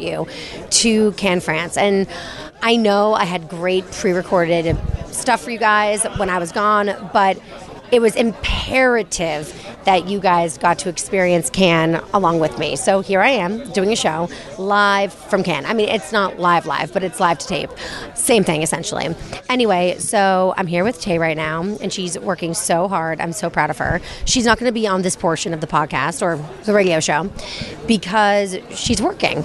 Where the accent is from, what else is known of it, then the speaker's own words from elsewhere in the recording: United States; I'm American